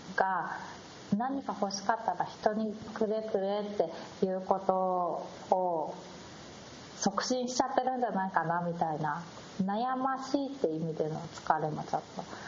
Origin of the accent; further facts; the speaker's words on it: Japan; 私日本で生まれ育って